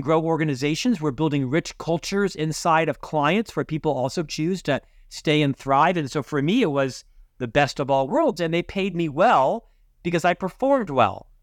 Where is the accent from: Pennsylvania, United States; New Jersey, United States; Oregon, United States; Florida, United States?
Florida, United States; Orlando; moved away as an adult; also born or lived in Provo, Utah; now in Salt Lake City, United States; I was born and raised in Central Florida